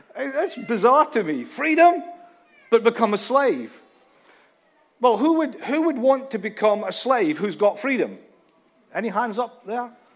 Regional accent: Scotland, United Kingdom; a Scotsman

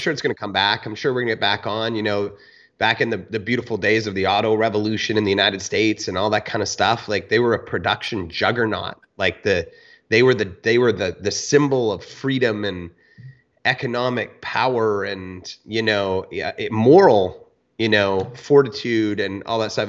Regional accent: Canada; born or raised there

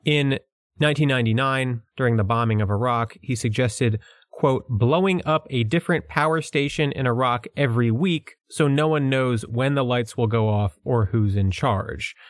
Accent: United States; accent: New York and Philadelphia; my accent is a combination of New York and Philadelphia

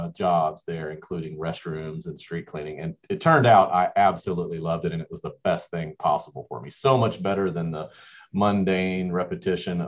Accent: Mount Dora, Florida, United States; moved away as an adult; also born or lived in Georgetown, Kentucky / Toccoa Falls, Georgia; now in Georgia, United States; a town called Mount Dora. This is the area that I grew up, not far from Disney World.

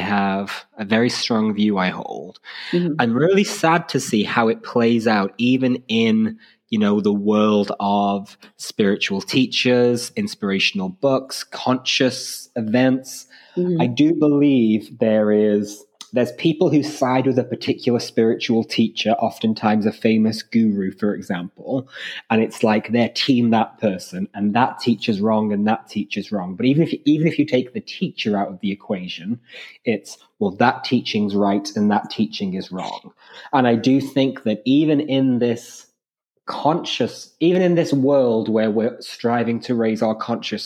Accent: Ireland; I grew up in Ireland in the late 90s and early 2000s.

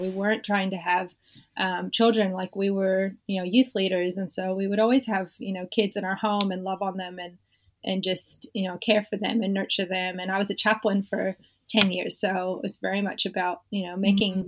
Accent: Southern California, United States; now in Australia; I was born in California, born and raised in Southern California

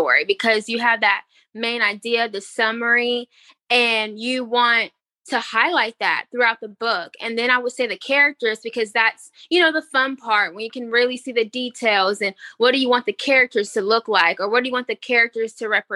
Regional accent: Greensboro, North Carolina, United States; I'm from Greensboro, North Carolina

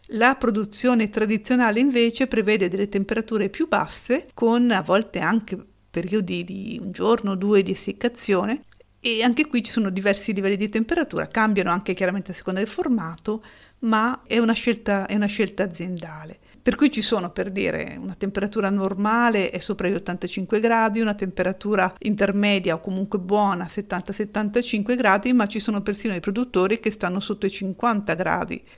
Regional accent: Italy

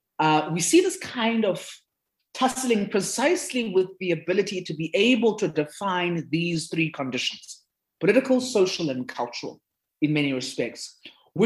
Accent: South Africa; first language Zulu; English is a second language; in South Africa, because of how our history has played itself out

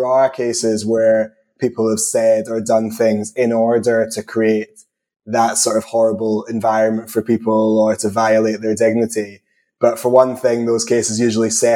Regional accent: Scotland, United Kingdom; accent: combination of Scottish and English; also born or lived in England; given my accent, I'm never confident that I'm pronouncing anything correctly, but I definitely say harassment, but that could just be a combination of Scottish and English

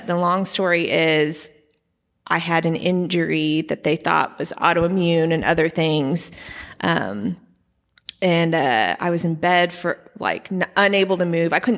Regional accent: Edmond, Oklahoma, United States; Yeah, I grew up in Edmond. My family is from there.

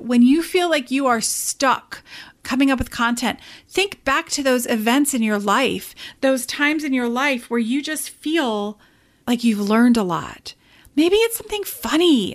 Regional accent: England, United Kingdom; moved away; I am actually originally from England

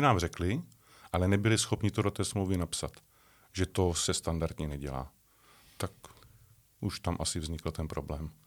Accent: České Budějovice, South Bohemian Region, Czechia; now in near Prague, Czech Republic; České Budějovice, Budějíčky, tak ty pro mě budou celoživotně na prvním místě, protože jsem se tam narodil, je to moje rodné město, mám tam spoustu kamarádů, stále ještě rodinu

